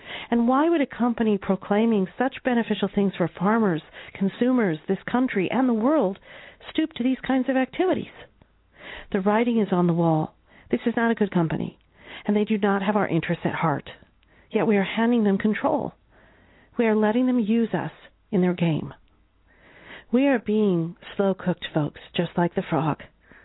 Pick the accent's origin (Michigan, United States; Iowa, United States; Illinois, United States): Iowa, United States; Growing up in Iowa, you could say I'm kind of a farmer's daughter, although my parents weren't farmers, but my uncle was.